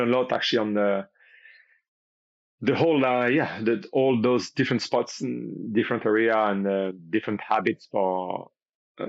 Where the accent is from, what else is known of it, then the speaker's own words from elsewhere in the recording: Paris area, Île-de-France, France; moved away as an adult; I'm originally actually from Paris area, so I was not living on the coastline until I got to about 20 years old, pretty much. So I've done all my studies and pretty much been born and raised around Paris area